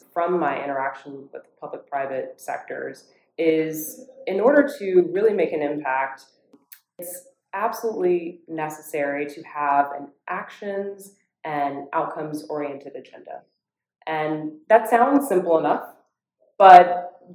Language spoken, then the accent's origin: English; Orlando, Florida, United States; I grew up in Orlando, Florida, and I grew up specifically in a community called Dr. Phillips.